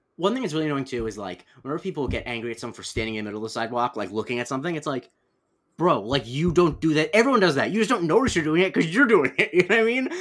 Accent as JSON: {"language": "English", "region": "Florida", "country": "United States", "tie": "born or raised there", "also_born_or_lived": "New York suburbs", "moved": "yes", "lives_now": "New York, United States", "said": "I have, at this point, lived in New York for almost as long as I lived in Florida"}